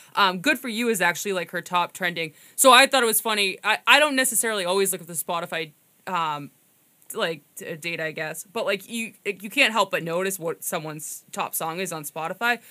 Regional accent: Winthrop, Massachusetts, United States; I'm from Winthrop, so I think that technically that's the North Shore

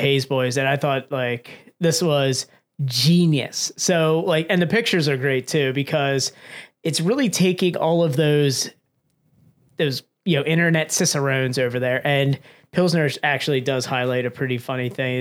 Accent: Pennsylvania, United States; we're from Pennsylvania

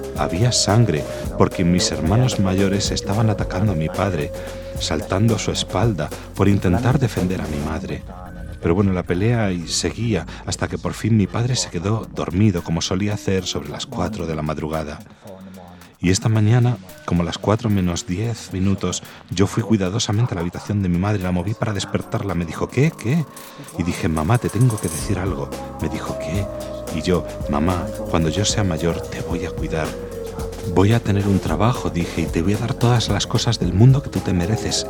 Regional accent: Dublin, Leinster, Ireland; moved away; Nací y me crié en Dublín

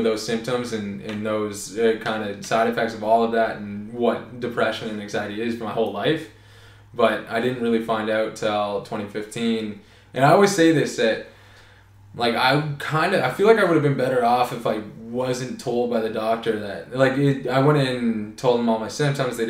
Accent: Oakville, Ontario, Canada; moved away as an adult; also born or lived in Toronto; now in Prince Edward Island, Canada; I grew up in Oakville, Ontario. I was born in Toronto.

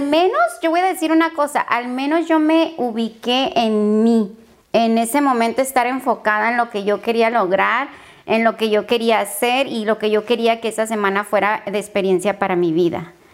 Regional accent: Tijuana, Baja California, Mexico; moved away as an adult; now in San Diego, United States; Soy de Tijuana, Baja California, México

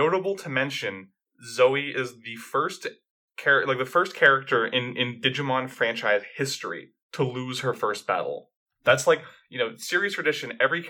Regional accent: Canada; As a Canadian who corrects everyone's pronunciation of Putin

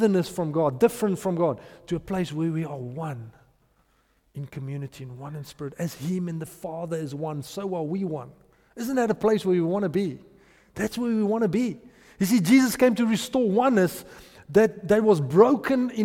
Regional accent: Potchefstroom, North West, South Africa; I grew up in Potchefstroom, and we've got a strong Tswana culture there

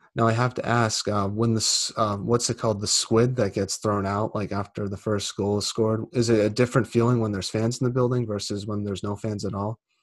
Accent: United States; I'm American

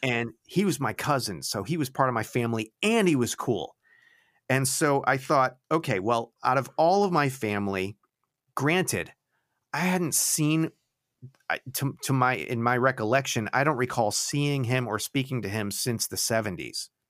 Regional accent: Florida, United States; also born or lived in Connecticut; we moved from Connecticut to Florida in nineteen seventy, well, late seventy-eight, the beginning of s, nineteen seventy-nine

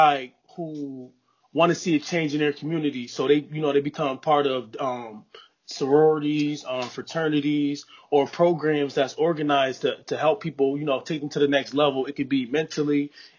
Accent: New Haven, Connecticut, United States; I'm from New Haven, Connecticut

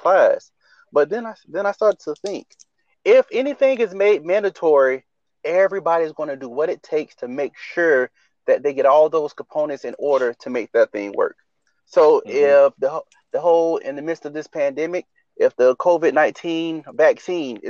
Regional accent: Riviera Beach, Florida, United States; grew up in Riviera Beach, Florida.

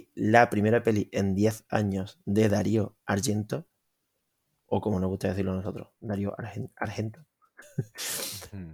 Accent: Spain; como español

